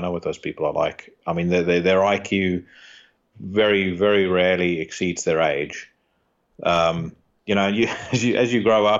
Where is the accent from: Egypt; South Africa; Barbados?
South Africa; You know, I grew up around the South African equivalent to that.